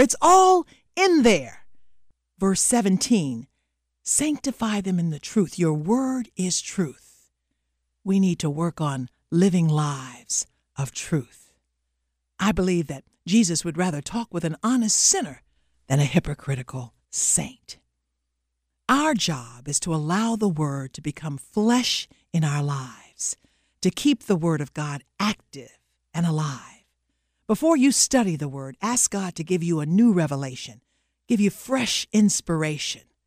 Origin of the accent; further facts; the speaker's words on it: the South, United States; I'm from the South, and every kid down South when I was growing up was familiar with the phrase fighting words